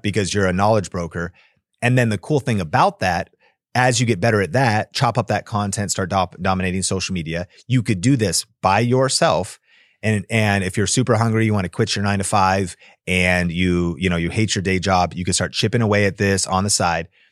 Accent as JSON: {"language": "English", "town": "Seattle", "region": "Washington", "country": "United States", "tie": "born or raised there", "moved": "yes", "lives_now": "Las Vegas, United States", "said": "I grew up in Seattle, so we had evergreen trees"}